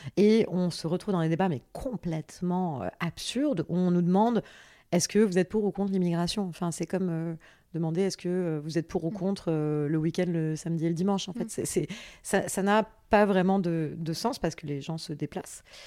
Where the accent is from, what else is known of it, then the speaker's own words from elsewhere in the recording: France; also born or lived in Paris / south of France; je suis née à Paris euh, le 9 juin 1987. Euh, j'ai grandi entre Paris et le sud de la France